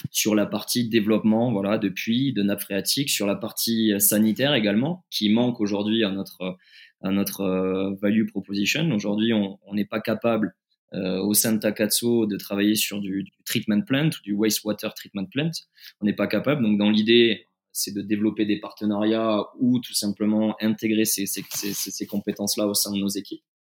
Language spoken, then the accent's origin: French; France; pour moi fait sens parce que encore une fois je suis je suis français.